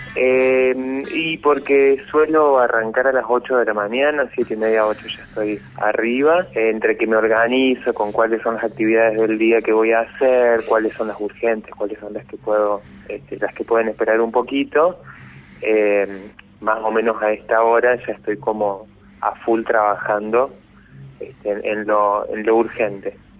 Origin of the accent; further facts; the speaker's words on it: San Francisco, Córdoba, Argentina; moved away as an adult; now in Córdoba, Argentina; yo no nací en Córdoba capital, nací en San Francisco, este, a los 18 me vine acá a Córdoba